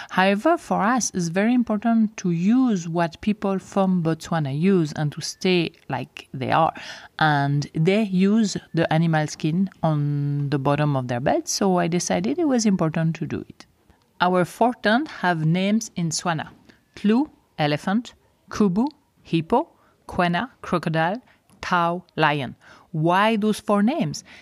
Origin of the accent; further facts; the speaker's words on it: Switzerland; first language French; English is a second language; moved away as an adult; I was born and I grew up in Switzerland, close to Geneva, so I am from the French part of Switzerland, so my main language is actually French. I stayed in Switzerland until I was around 30 years old